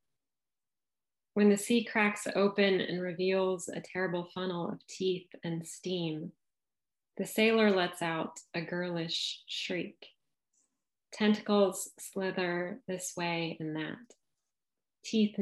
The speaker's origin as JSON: {"language": "English", "town": "San Diego", "region": "California", "country": "United States", "tie": "born or raised there", "moved": "yes", "lives_now": "Little Rock, United States", "said": "I live in Little Rock, Arkansas, but although I'm landlocked here, I grew up in San Diego. So I'm a Southern Californian at heart."}